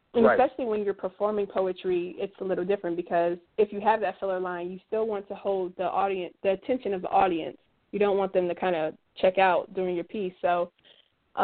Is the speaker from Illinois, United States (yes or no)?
no; Los Angeles, California, United States; I grew up in Los Angeles, California